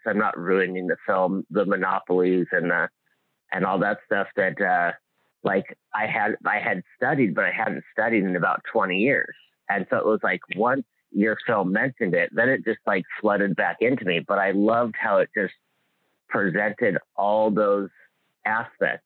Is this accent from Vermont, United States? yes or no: no; Hawaii, United States; I grew up in Hawaii